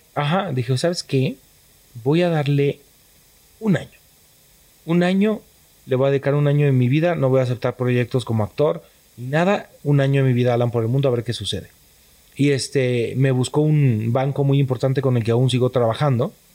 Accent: Tepatitlán de Morelos, Jalisco, Mexico; moved away as an adult; nací en Tepatitlán de Morelos, Jalisco

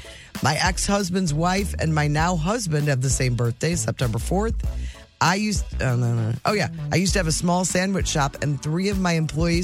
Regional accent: the South, United States; I was raised in the South.

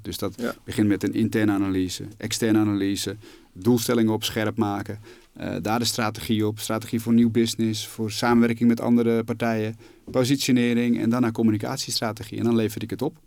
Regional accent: Alkmaar, North Holland, Netherlands; also born or lived in Amsterdam; ik ben geboren in Amsterdam. Ik ben opgegroeid in, in Alkmaar.

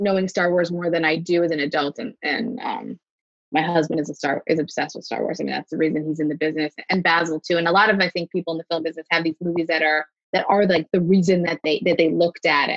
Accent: Coral Springs, Florida, United States; also born or lived in New York; I grew up in Coral Springs, Florida, which is a tiny sort of suburb

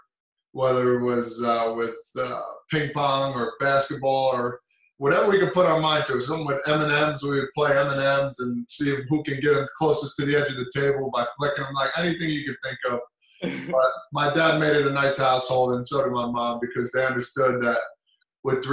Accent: New Jersey, United States; They kind of nicknamed me that because I'm from Jersey.

